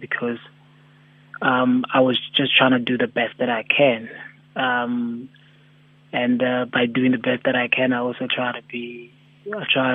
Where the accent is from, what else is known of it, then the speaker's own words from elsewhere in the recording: Soweto, Gauteng, South Africa; we grew up in Soweto